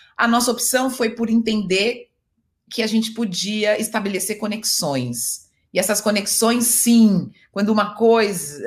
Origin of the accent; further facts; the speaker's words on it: São Paulo, Brazil; eu sou é, de Itaquera, da Zona Leste, e aí eu fui estudar em Perdizes